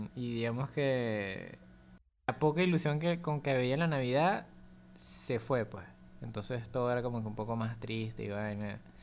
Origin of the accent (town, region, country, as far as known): Venezuela